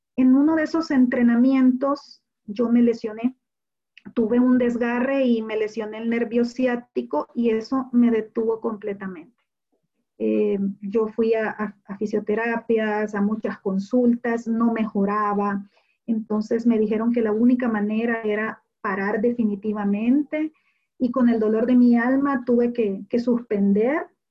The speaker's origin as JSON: {"language": "Spanish", "country": "El Salvador", "said": "yo soy la salvadoreña"}